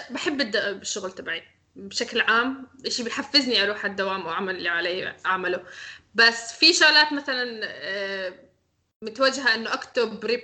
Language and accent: Arabic; Syria; عن حالك لا انا سوري